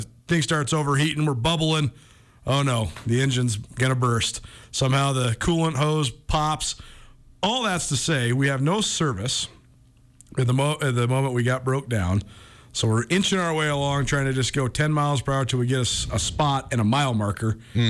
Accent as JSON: {"language": "English", "town": "Missoula", "region": "Montana", "country": "United States", "tie": "born or raised there", "moved": "yes", "said": "returning to Missoula, my hometown"}